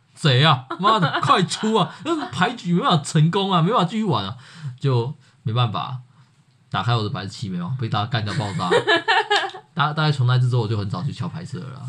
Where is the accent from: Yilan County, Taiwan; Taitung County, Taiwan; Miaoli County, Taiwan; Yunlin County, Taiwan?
Yunlin County, Taiwan; 我是云林人